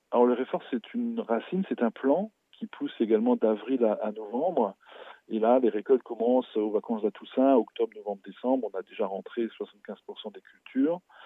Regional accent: Alsace, Grand Est, France; chez nous en Alsace

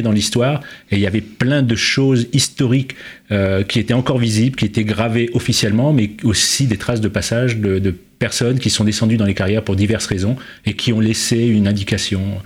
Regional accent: Provins, Île-de-France, France; also born or lived in Paris; je suis né à Provins

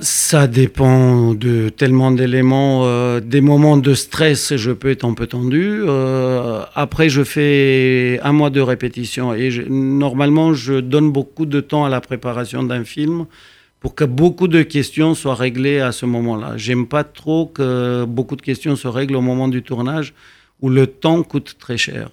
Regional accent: Romania; moved away as an adult; also born or lived in Bucharest; now in Paris, France; la Roumanie, ou ce que je connaissais

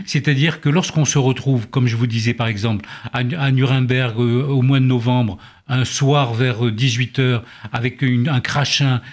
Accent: Oran, Oran Province, Algeria; moved away; also born or lived in Lille; je suis d'Oran d'Algérie

